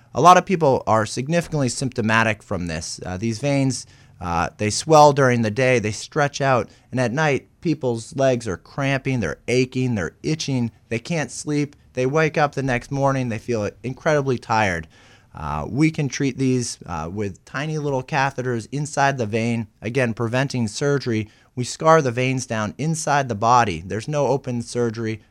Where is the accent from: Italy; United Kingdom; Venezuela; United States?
United States; outside of Boston, Massachusetts; moved away as an adult; now in Portland, United States; I grew up outside of Boston